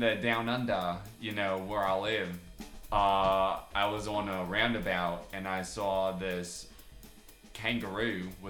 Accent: New Jersey, United States; because I'm from Jersey, so you know how it goes.

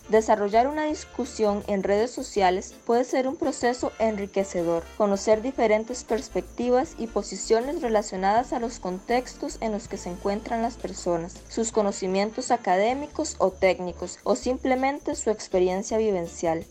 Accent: Garabito, Puntarenas, Costa Rica; soy de Garabito

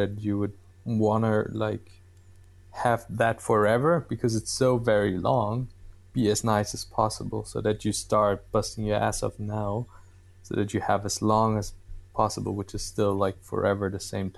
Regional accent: Bavaria, Germany; I'm from Bavaria

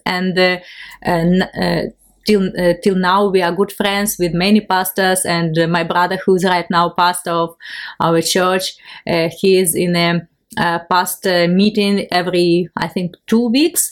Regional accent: Ukraine; English is a second language; I'm from Ukraine

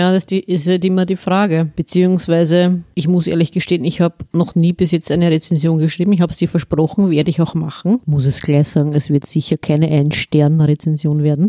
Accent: Vienna, Austria; hier bei uns in Wien

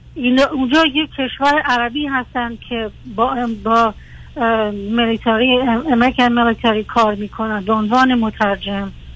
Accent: Iran; moved away as an adult; also born or lived in Iraq; از کردایی هستیم که به ایران مهاجرت کردیم و من اصلا بزرگ شده ایران هستم

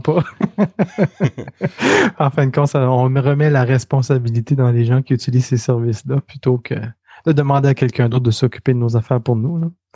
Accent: Quebec City, Quebec, Canada; moved away as an adult; now in Montreal, Canada; je viens de Québec, la ville de Québec.

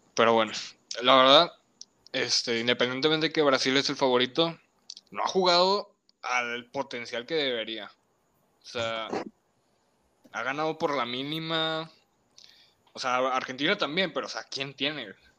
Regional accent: Mexico; yo soy mexicano

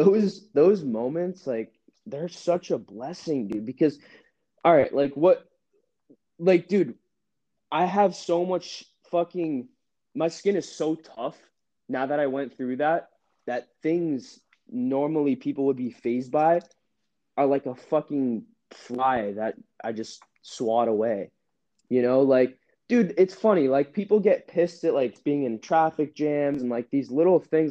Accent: Massachusetts, United States; moved away as an adult; also born or lived in Utah; now in California, United States; I grew up in Massachusetts

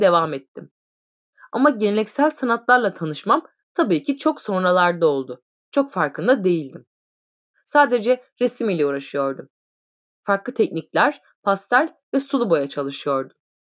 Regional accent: Niğde, Turkey; also born or lived in Kayseri; now in Isparta, Turkey; 1975 Niğde doğumluyum

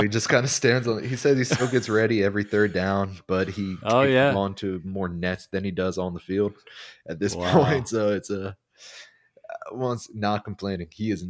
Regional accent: Baltimore, Maryland, United States; Yeah, I am from

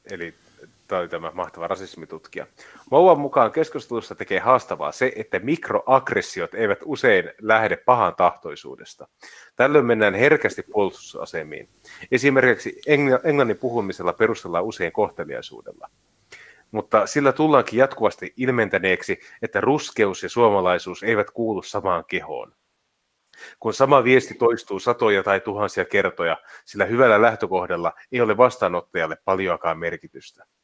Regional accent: Finland; En ole maahanmuuttaja, olen syntyperäinen suomalainen.

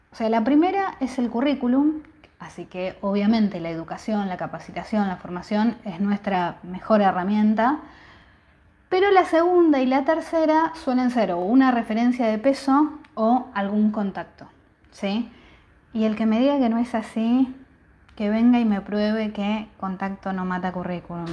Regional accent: Bahía Blanca, Buenos Aires Province, Argentina; Yo soy de Bahía Blanca

